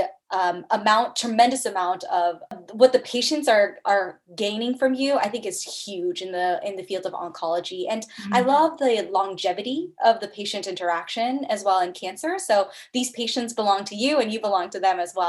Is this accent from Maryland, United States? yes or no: yes; Bethesda, Maryland, United States; moved away; also born or lived in Cleveland, Ohio / Columbus, Ohio; I'm originally from the Bethesda, Maryland area